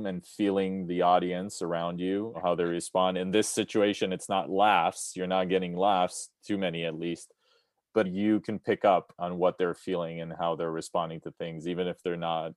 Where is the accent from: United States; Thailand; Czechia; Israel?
Israel; I'm personally from Israel